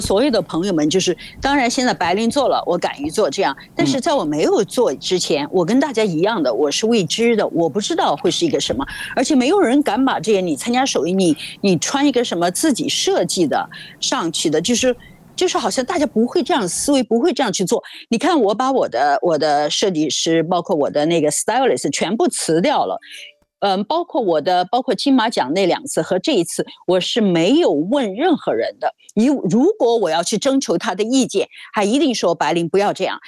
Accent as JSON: {"language": "Chinese", "country": "China", "tie": "born or raised there", "also_born_or_lived": "Hollywood", "moved": "yes", "said": "我在中国大陆长大"}